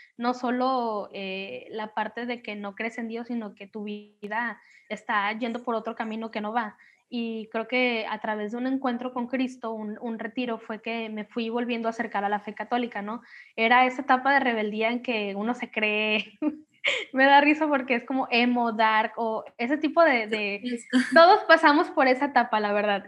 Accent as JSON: {"language": "Spanish", "town": "Manzanillo", "region": "Colima", "country": "Mexico", "said": "soy de Colima, México, de Manzanillo"}